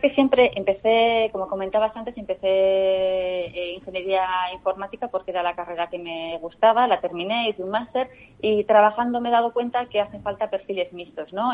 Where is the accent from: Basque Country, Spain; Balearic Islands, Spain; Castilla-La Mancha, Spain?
Basque Country, Spain; Bilbao; soy bilbaína, con lo cual soy muy de la, muy de la tierra